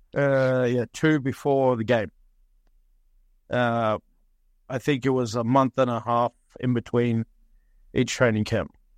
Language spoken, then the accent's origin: English; Cairns, Queensland, Australia; moved away as an adult; now in Norway; we grew up in Cairns, born in Cairns and grew up there